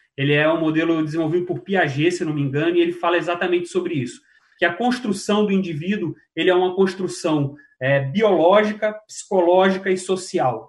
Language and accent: Portuguese; Rio de Janeiro, Brazil; moved away; cidade onde eu nasci, no Rio de Janeiro, é, um, uma, um bairro da Zona Norte